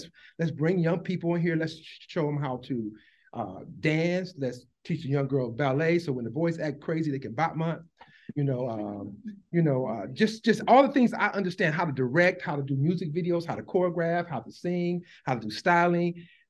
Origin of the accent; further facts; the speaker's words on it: Milwaukee, Wisconsin, United States; moved away; When I grew up in Milwaukee, I was on a drill team. I walked down North Avenue all the time.